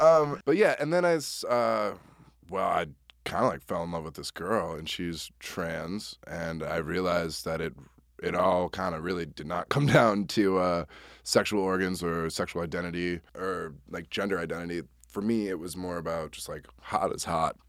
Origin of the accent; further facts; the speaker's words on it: Wisconsin, United States; I'm also from Wisconsin